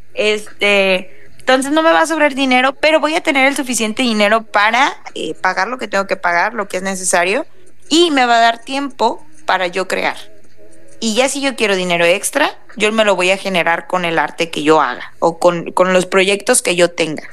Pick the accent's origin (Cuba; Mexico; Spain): Mexico; Tijuana, Baja California; todos somos de aquí de Tijuana